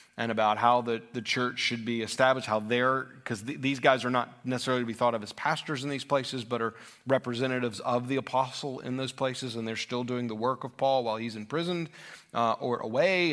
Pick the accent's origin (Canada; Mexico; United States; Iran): United States; as American Christians